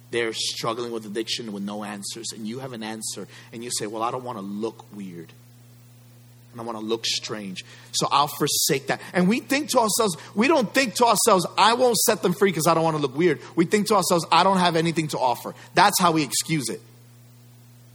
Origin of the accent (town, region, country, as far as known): United States